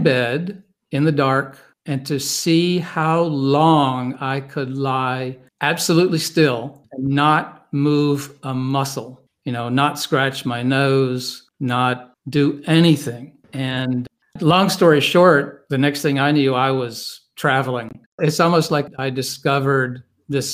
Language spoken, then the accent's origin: English; Wentworth, North Carolina, United States; moved away as an adult; also born or lived in Baltimore; I was born and raised in North Carolina in a small village called Wentworth, which is outside of a small town called Reidsville